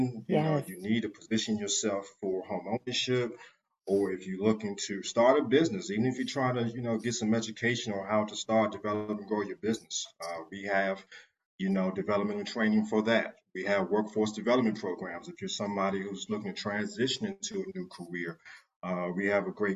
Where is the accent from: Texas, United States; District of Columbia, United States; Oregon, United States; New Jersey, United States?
District of Columbia, United States; Washington; moved away as an adult; now in Raleigh, United States; I'm from Washington, D.C.